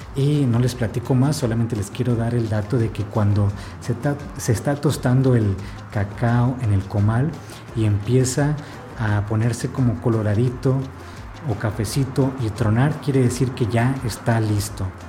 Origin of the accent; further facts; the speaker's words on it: Ensenada, Baja California, Mexico; now in Oaxaca, Mexico; yo soy de Ensenada